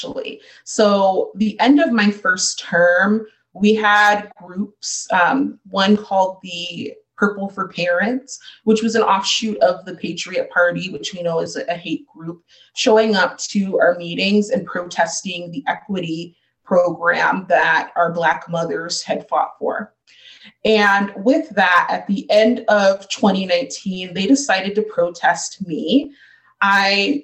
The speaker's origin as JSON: {"language": "English", "town": "Chandler", "region": "Arizona", "country": "United States", "tie": "born or raised there", "also_born_or_lived": "Ahwatukee, Phoenix, Arizona", "said": "I moved from Kyrene in about the eighth grade to the Chandler Unified School District and went to middle school and high school and graduated within the district"}